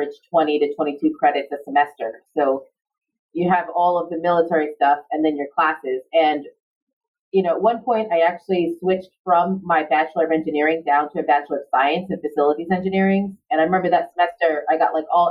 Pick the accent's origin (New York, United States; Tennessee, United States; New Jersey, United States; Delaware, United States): New York, United States; New York City; moved away as an adult; now in Long Beach, United States; I grew up in Far Rockaway, Queens in New York City.